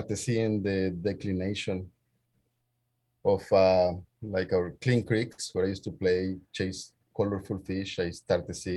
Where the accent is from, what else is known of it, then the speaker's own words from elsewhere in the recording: El Salvador; moved away as an adult; now in Indianapolis, United States; I'm an immigrant from El Salvador. I moved here when I was about 20 in the fall of the year 2000.